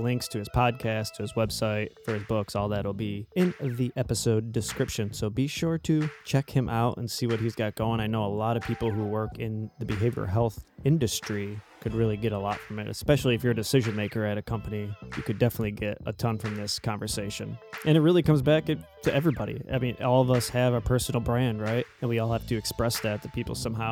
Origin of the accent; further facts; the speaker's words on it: United States; accent: American Irish; my American Irish accent